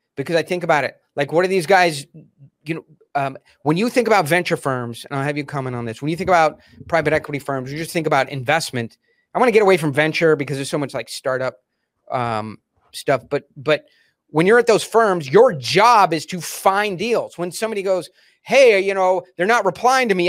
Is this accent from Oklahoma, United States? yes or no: no; Delaware, United States; we grew up in Delaware